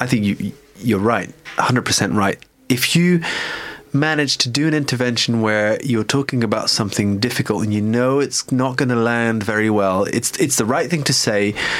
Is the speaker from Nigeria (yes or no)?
no; United Kingdom; now in Paris, France; us as British